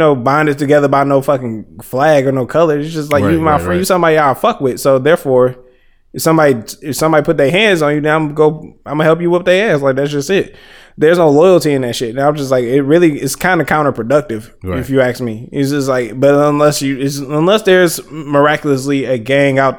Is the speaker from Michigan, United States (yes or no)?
yes; Detroit, Michigan, United States; me being from Detroit